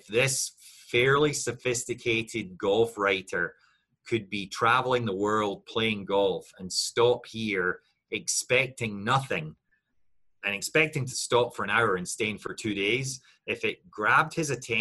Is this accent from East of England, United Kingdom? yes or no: no; Scotland, United Kingdom; I looked at it as a Scot